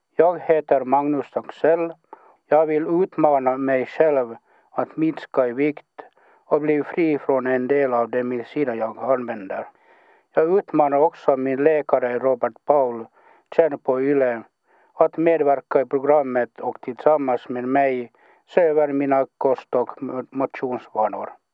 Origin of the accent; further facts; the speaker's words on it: Kaskö, Ostrobothnia, Finland; moved away as an adult; now in Turku, Finland; Jag är uppvuxen i, i, i Finlands minsta stad, Kaskö.